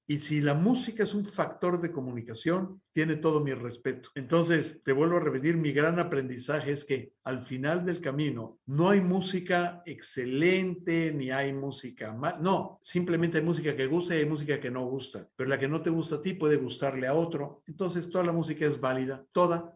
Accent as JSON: {"language": "Spanish", "region": "Mexico City", "country": "Mexico", "tie": "born or raised there", "said": "primero soy mexicano, eh, nací en Ciudad de México a principios de los años 60"}